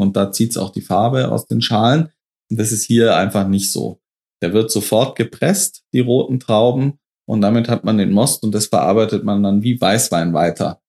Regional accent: near Stuttgart, Baden-Württemberg, Germany; wir sind in meiner Heimat. Ähm, Baden-Württemberg, Nähe von Stuttgart, so 30 Kilometer nördlich von Stuttgart

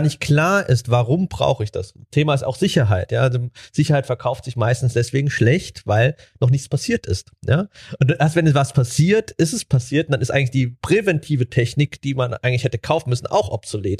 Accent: Germany; wir Deutsche

